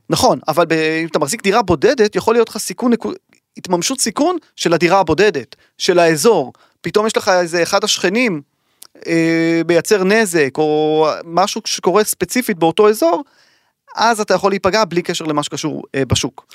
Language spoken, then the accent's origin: Hebrew; Israel; לנו כישראלים